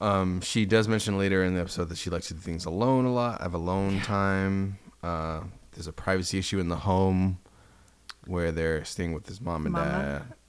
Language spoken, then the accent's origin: English; New England, United States; And I was from New England.